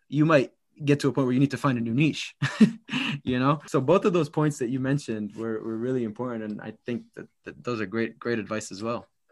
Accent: Massachusetts, United States; I grew up in Massachusetts

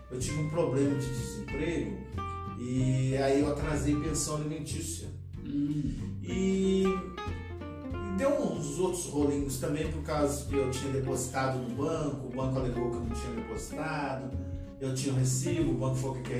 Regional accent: Aparecida, Brazil; moved away; nascido e criado em Santa Terezinha. Santa Terezinha, Minas

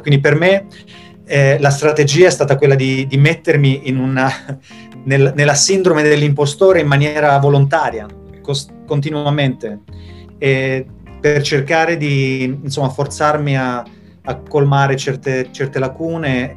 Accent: Italy; moved away as an adult; also born or lived in Spain / Florence, Italy; now in Sweden; penso che avrei avuto le stesse opportunità di crescita e di, sia professionale che, che personale se fossi, rimasto, se fossi, rimasto, in Italia

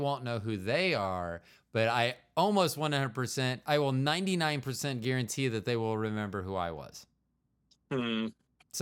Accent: Kansas City, United States; also born or lived in Florida; I went to high school here in Kansas City, junior high and high

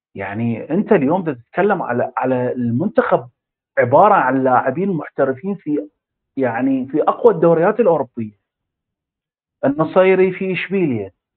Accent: Iraq

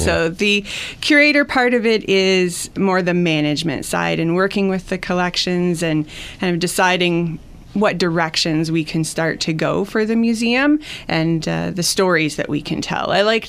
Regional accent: Middlesex County, Ontario, Canada; also born or lived in Huron County, Ontario; I was a border hopper. I grew up on the Middlesex County side of the road, but went across the road a lot into Huron County, where my mom's family was all from in Usborne Township.

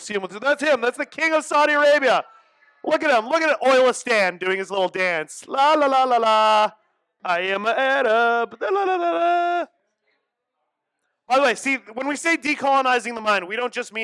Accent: Iran; We are not Arabs. We are descendants from Sirush

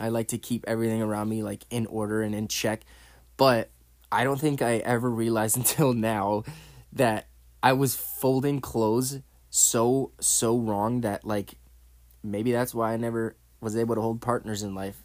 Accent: Connecticut, United States; my home state where I grew up, born and raised

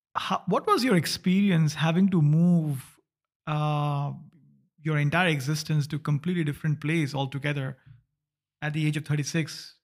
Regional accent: India; moved away as an adult; also born or lived in East Asia; now in Berlin, Germany; I moved out 2012, I would say, also out of India. So I come from India, lived in the East Asia for 5 years, and then moved to Berlin.

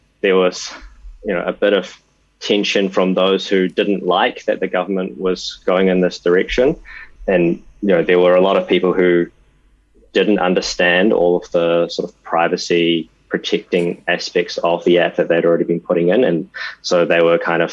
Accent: New Zealand; I was born in New Zealand and my parents are Taiwanese

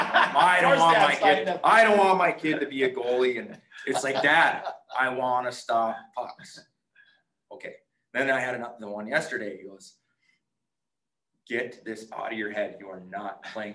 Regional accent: Nashwauk, Minnesota, United States; we were more of a gym family growing up in Nashua

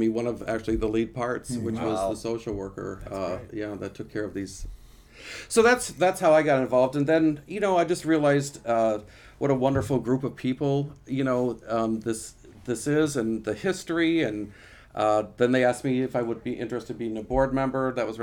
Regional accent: Janesville, Wisconsin, United States; moved away; also born or lived in East Coast; I'm from Janesville.

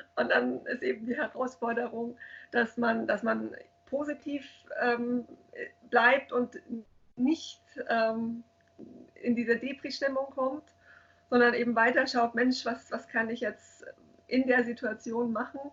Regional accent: Munich, Bavaria, Germany; ich bin gebürtige Münchnerin, ich war auch immer hier in München

